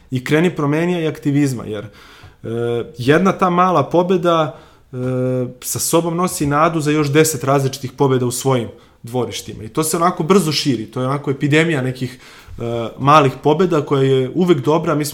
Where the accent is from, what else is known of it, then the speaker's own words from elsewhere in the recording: Valjevo, Kolubara District, Serbia; now in Belgrade, Serbia; ja sam iz Valjeva